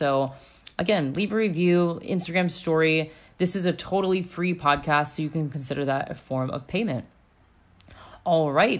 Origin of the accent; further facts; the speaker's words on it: Florida, United States; I come from Florida. Like, I didn't grow up in a super privileged neighborhood or anything.